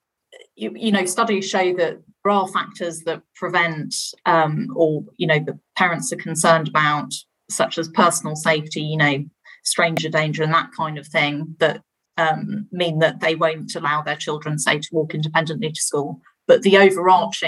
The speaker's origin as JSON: {"language": "English", "region": "London", "country": "United Kingdom", "tie": "born or raised there", "said": "growing up in London on a road with through traffic."}